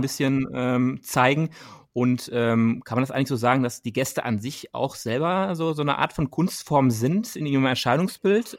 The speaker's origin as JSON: {"language": "German", "town": "Dortmund", "region": "North Rhine-Westphalia", "country": "Germany", "said": "wir kommen ja aus Dortmund selber"}